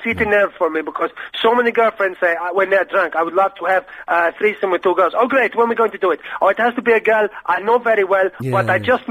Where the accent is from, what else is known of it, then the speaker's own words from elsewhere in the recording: Portugal; moved away; because I'm from Portugal